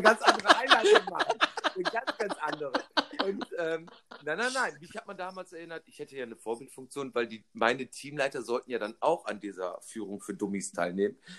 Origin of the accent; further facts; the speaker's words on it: Rhineland, Germany; accent: Rhenish; ich habe nie diesen rheinischen Makel weggekriegt, nämlich das Licht nicht aussprechen zu können